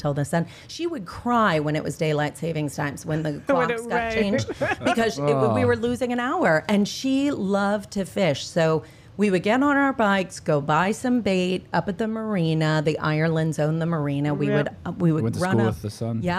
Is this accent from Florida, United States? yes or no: yes; Sanibel, Florida, United States; born or raised there; also born or lived in Indiana